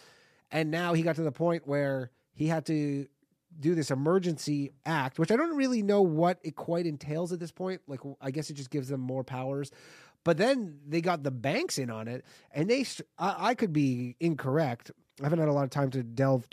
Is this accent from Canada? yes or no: yes; Canada; moved away as an adult; now in New York, United States; I'm Canadian. I'm a foreigner in this country